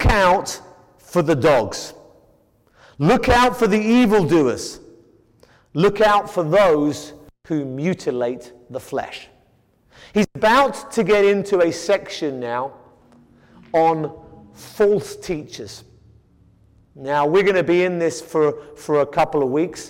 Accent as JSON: {"language": "English", "country": "United Kingdom", "moved": "yes", "said": "I come from Britain, and we have the classic British stiff upper lip"}